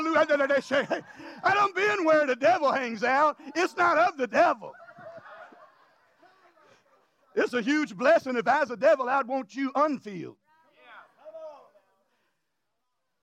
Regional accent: Louisiana, United States; I'm from Louisiana

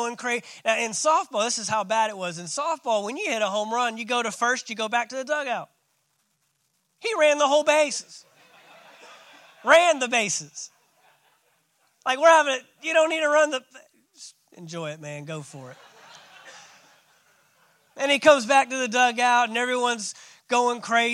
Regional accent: Fort Worth, Texas, United States; I grew up in Fort Worth, Texas.

